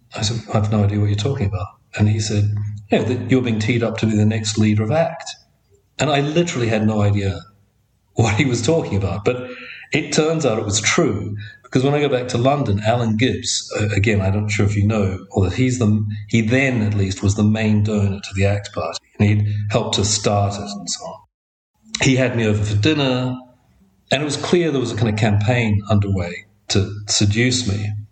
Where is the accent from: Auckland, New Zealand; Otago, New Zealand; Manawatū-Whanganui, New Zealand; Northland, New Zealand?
Auckland, New Zealand; I grew up in Auckland in a neighborhood. Well, if I say Howick, which is what we used to call it